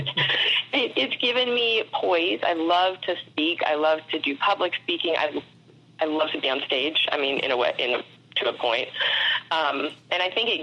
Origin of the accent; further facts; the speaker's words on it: St. Petersburg, Florida, United States; I grew up in St. Pete, Florida, which is right outside of Tampa